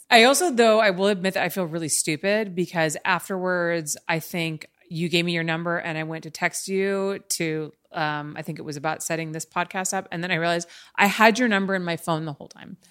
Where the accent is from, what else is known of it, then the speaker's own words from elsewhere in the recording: Los Angeles, California, United States; me and my experience growing up in L